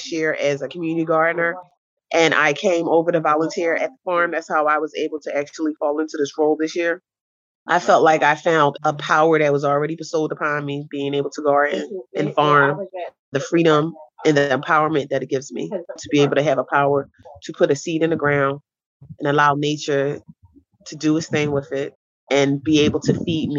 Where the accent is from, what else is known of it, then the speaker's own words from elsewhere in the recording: Philadelphia, Pennsylvania, United States; here in West Philadelphia, I was born here in Philadelphia, in West Philadelphia